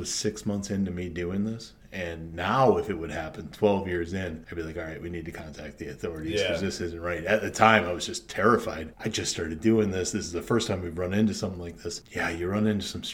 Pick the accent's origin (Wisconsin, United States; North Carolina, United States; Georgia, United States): Wisconsin, United States; Reedsville; I grew up just outside of Reidsville